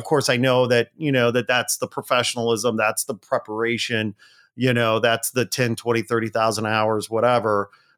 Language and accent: English; Chicago, Illinois, United States; Well, so I grew up outside Chicago as well.